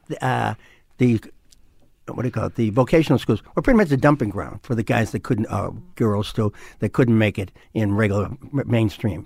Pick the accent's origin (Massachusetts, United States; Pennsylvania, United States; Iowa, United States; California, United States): Massachusetts, United States; Boston; I grew up in West Roxbury